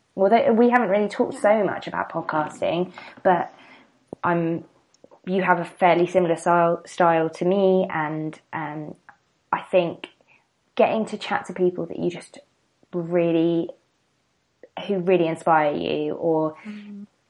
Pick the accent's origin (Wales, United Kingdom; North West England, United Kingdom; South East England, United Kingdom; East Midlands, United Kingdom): South East England, United Kingdom; the seaside in Kent; moved away as an adult; also born or lived in London; I'm from um, the seaside um, in Kent.